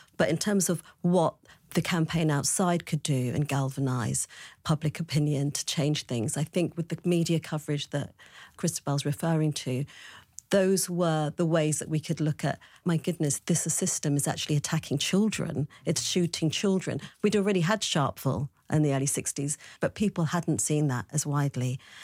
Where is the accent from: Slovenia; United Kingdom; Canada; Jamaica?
United Kingdom; London; I was born in West London